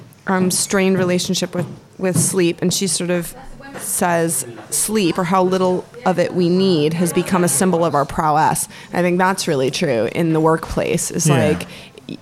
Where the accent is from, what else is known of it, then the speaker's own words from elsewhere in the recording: Florida, United States; also born or lived in Scotland; now in England; growing up in Florida